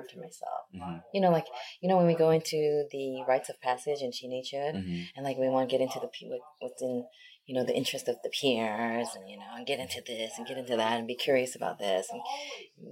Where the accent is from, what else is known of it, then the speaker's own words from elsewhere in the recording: United States; also born or lived in South Korea; I was born in Korea, and then I grew up in America